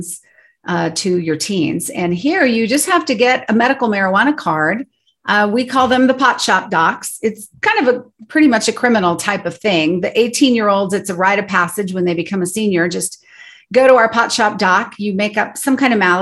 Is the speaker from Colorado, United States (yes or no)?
yes; Colorado, United States; we grew up here in Colorado